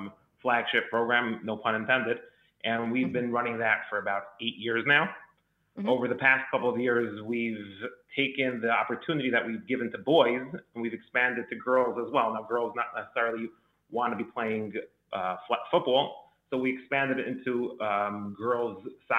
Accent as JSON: {"language": "English", "town": "New York City", "region": "New York", "country": "United States", "tie": "born or raised there", "said": "I grew up in Brooklyn, New York."}